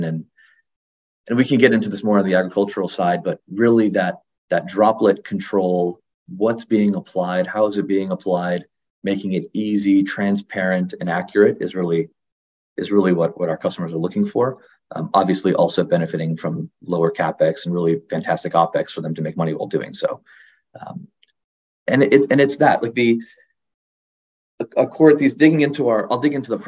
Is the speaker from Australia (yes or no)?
no; South Florida, United States; growing up in South Florida